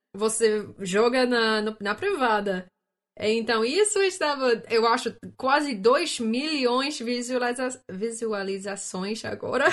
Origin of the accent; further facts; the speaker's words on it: Canada; Portuguese is a second language; eu sou do Canadá